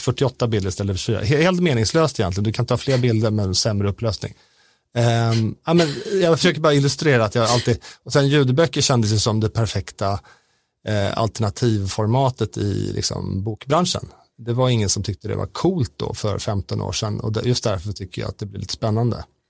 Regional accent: Sweden; som svensk

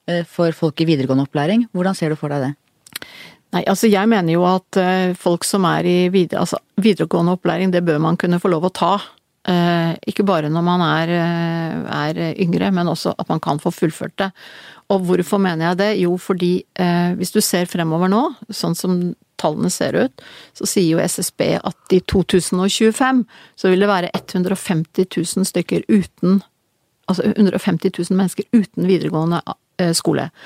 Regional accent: Verdalen, Trøndelag, Norway; also born or lived in Kristiansund; Jeg ble født i Kristiansund fordi min mor var derfra. Eh, og de, hun reiste til Kristiansund da jeg skulle bli født. Da bodde min, mine foreldre i Verdalen.

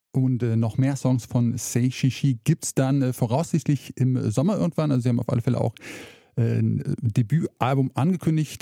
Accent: rural Hesse, Germany; born or raised there; moved away as an adult; now in Saxony, Germany

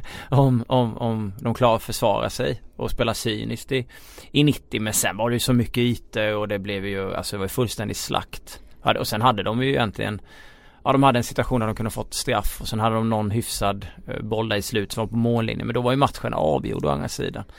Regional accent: Småland, Sweden; accent: Småländska; min småländska stämma

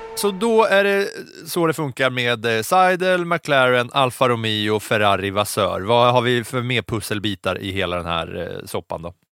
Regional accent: Katrineholm, Södermanland, Sweden; moved away; jag bodde hemma hos mina föräldrar i Katrineholm

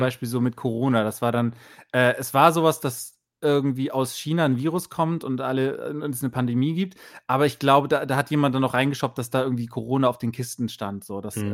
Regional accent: Bremen, Germany; ich komme aus Bremen

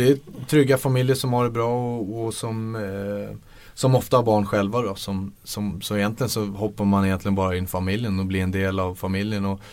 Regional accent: Stockholm, Stockholm County, Sweden; moved away; man är hemma på Stockholm på sommaren

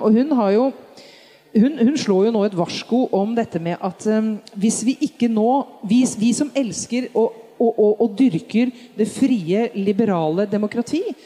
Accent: Norway

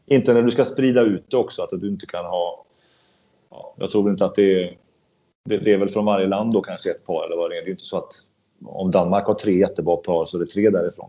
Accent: Sweden; som svensk

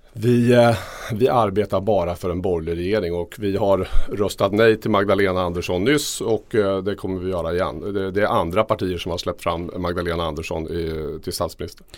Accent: Örebro, Örebro County, Sweden; min hemstad Örebro

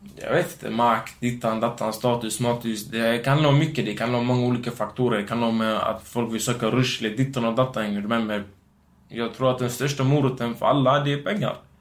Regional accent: Gothenburg, Västra Götaland, Sweden; first language Romani; Swedish is a second language; also born or lived in Biskopsgården; Jag är från Göteborg, Hisingen

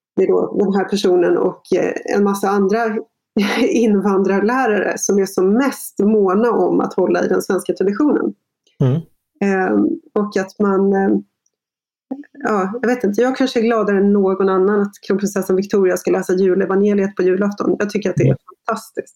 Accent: Sweden; jag är liksom första generationen infödd svensk

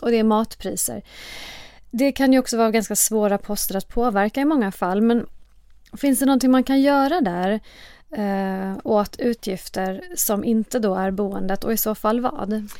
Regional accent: Sweden; vi som svenskar

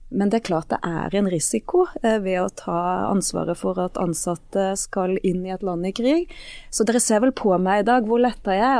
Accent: Bømlo, Vestland, Norway; moved away as an adult; also born or lived in Eastern Norway; now in Stavanger, Norway; Jeg har vokst opp på Bømlo

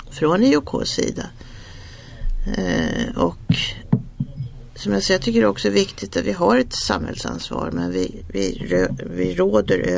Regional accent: Sweden; nu pratar man som svensk så är det ju, man, har ju viss skepticism

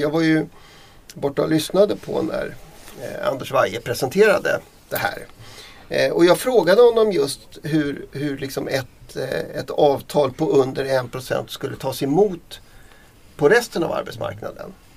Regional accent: Dalarna County, Sweden; mitt hemlän Dalarna

